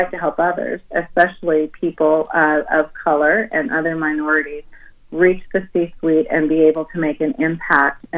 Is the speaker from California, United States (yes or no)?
yes; Oakland, California, United States; I was raised in Oakland, California